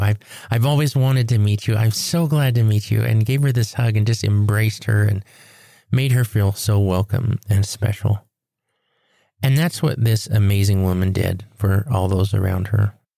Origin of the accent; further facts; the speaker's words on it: Four Corners States, United States; had come home inland right here to our Four Corner States